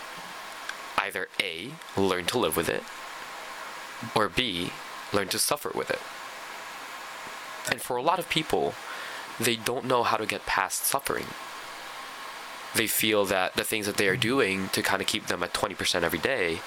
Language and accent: English; Philippines; now in Canada; I grew up in the Philippines.